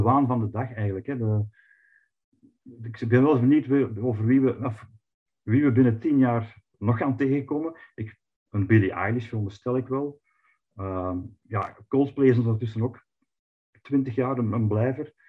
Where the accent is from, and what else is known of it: Flanders, Belgium